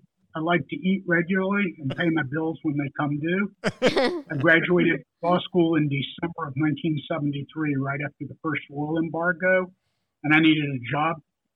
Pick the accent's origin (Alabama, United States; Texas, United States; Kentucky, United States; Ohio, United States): Kentucky, United States; Lexington; now in Cincinnati, United States; I came from the shtetl of Lexington, Kentucky.